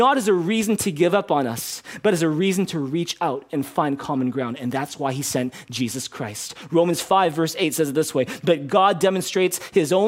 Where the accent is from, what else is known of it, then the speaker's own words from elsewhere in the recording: Canada; growing up in Canada, watching and playing a little bit of hockey